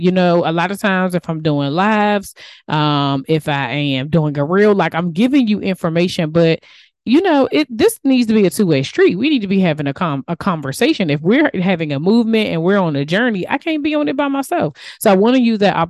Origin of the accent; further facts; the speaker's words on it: United States; accent: DMV; my DMV accent